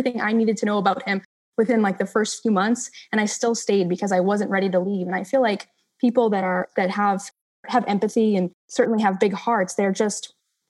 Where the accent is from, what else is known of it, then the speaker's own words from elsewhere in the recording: Massachusetts, United States; I'm from Massachusetts